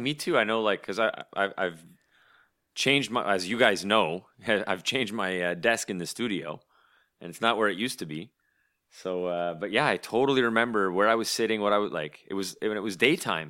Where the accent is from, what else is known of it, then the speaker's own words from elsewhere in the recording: Canada; as a Canadian